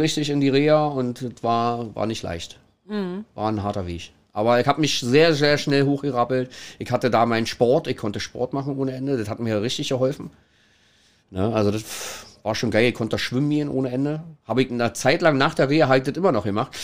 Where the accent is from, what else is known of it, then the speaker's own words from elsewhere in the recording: Kirchmöser, Brandenburg, Germany; now in Hamburg, Germany; also ursprünglich komme ich tatsächlich aus Brandenburg. Ähm, Kirchen, ganz kleines, versch verschlafenes Nest äh, in der Nähe von, von der Stadt Brandenburg direkt